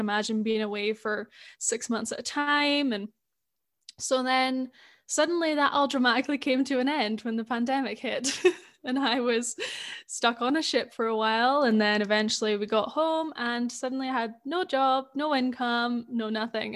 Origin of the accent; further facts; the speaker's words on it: Scotland, United Kingdom; accent: Scottish; I grew up in Scotland